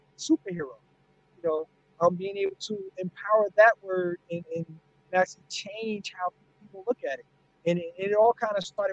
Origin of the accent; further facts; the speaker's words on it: North New Jersey, United States; my hometown of North New Jersey